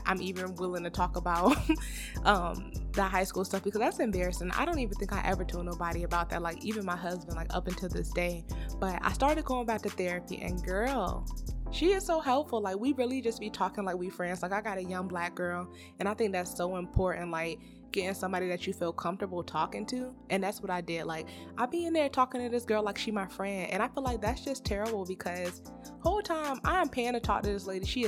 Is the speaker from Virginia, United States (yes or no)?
yes; Virginia, United States; moved away as an adult; now in Georgia, United States; me and my husband live in Georgia, but we're from Virginia. So we always go home